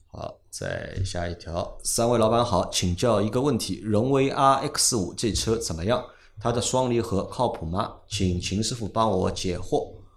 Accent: Shanghai, China; accent: Shanghainese; 我们上海话说

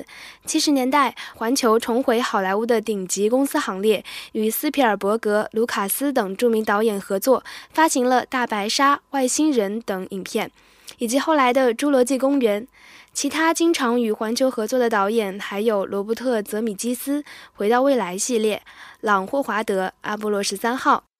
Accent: Da Zhuhai, likely Anji, Zhejiang, China; 因为是在我家乡大竹海取景的。

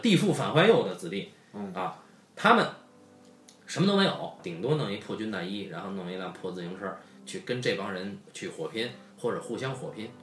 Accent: Beijing, China; 我爷爷的爷爷就已经是北京人了。那么我爷爷的爷爷，他的上几辈也都是北京人

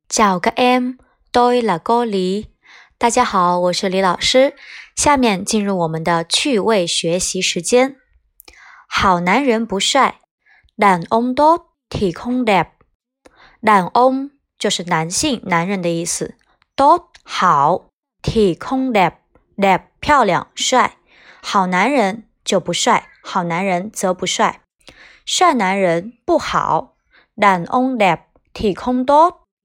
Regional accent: China; 也是我们中国人经常说的gay

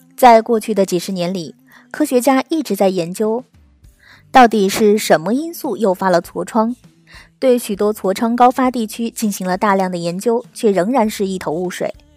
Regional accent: China; 我们中国人可是出了名的饮食超高盐

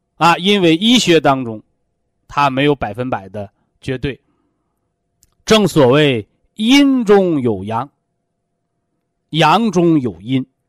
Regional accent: China; 我们是中国人，啊，我们是炎黄子孙

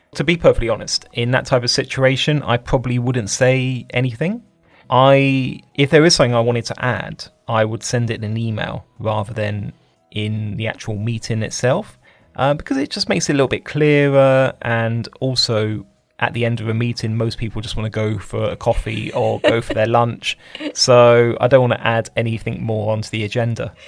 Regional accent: United Kingdom

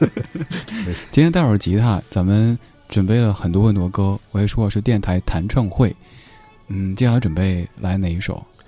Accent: Chengdu, Sichuan, China; 我们都是成都人

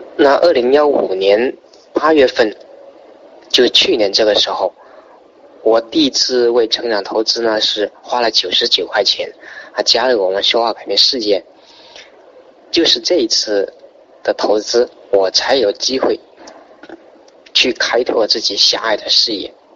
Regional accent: Zhanjiang, Guangdong, China; 来自广东湛江，是一个三线的城市

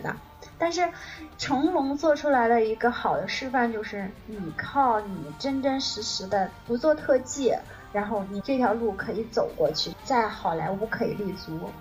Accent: China; 我作为一个中国人

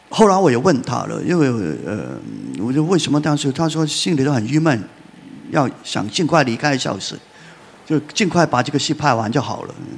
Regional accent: Hong Kong; 我们在香港

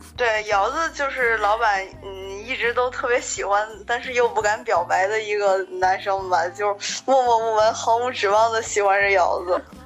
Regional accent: northern China, China; 我作为一个北方人

